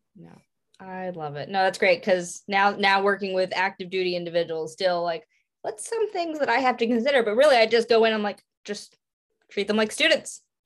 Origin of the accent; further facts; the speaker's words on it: Pottsville, Pennsylvania, United States; I'm from Pottsville, Pennsylvania